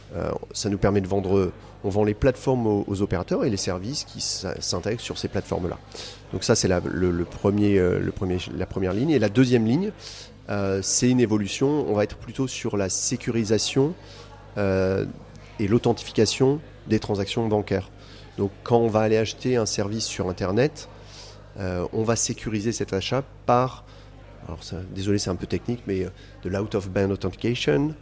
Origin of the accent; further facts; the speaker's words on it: France; now in Côte d'Ivoire; je suis français